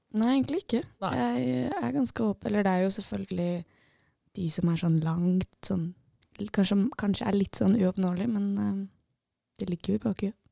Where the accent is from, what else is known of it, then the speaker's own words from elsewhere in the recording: Lillestrøm, Akershus, Norway; moved away as an adult; now in Bodø, Norway; Jeg er fra Lillestrøm. Eller fra Skedsmokorset rett ved Lillestrøm